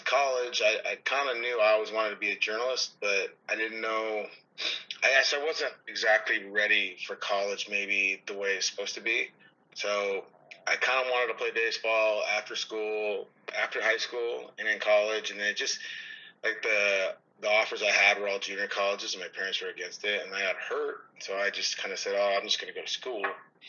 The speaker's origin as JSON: {"language": "English", "town": "Havre", "region": "Montana", "country": "United States", "tie": "born or raised there", "also_born_or_lived": "Seattle, Washington", "moved": "as an adult", "said": "I was born and raised in Havre, Montana. That's where I'm currently sitting at right now. I'm back home during the off season, visiting my family and my girlfriend."}